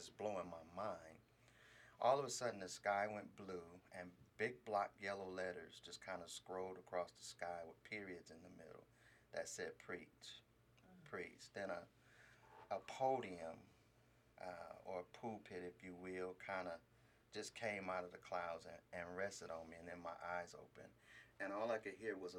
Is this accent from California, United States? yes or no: yes; Los Angeles, California, United States; moved away as an adult; also born or lived in Stockton, California; Originally from Los Angeles. I'm from a little quiet town called South Central Los Angeles